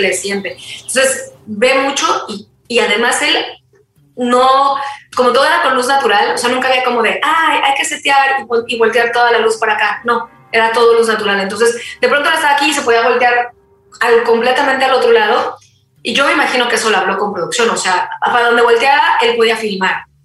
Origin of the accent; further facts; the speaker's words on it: Mexico; buena mexicana